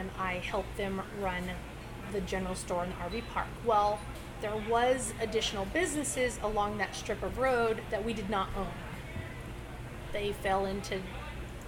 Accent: Tonopah, Arizona, United States; also born or lived in Buckeye, Arizona; We come from the West Valley. Jacob was in Arlington and I came from Tonopah. Those were our prospective elementary schools. We both went to Buckeye High School.

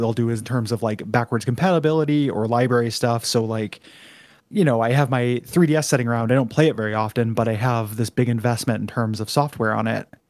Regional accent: United States; we're American

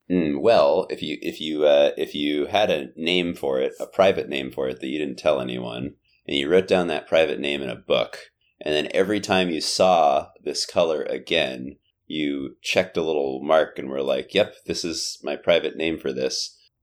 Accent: South Bay, California, United States; first language English; I grew up in the South Bay

